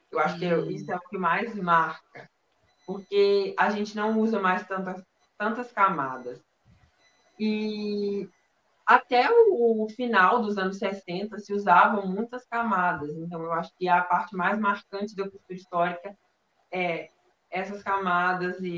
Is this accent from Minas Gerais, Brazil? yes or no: yes; Minas Gerais, Brazil; Eu sou de Minas Do... Gerais.